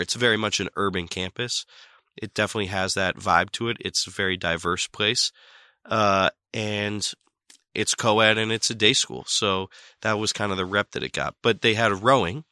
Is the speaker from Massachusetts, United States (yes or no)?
yes; Boston, Massachusetts, United States; also born or lived in Summit, New Jersey / London; I basically grew up in Boston and I consider myself to be from Boston